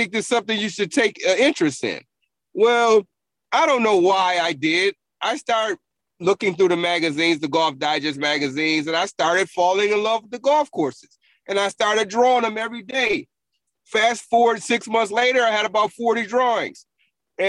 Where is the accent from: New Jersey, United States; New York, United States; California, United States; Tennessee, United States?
New York, United States; Buffalo; moved away as an adult; now in Augusta, United States; I grew up in a rough part of Buffalo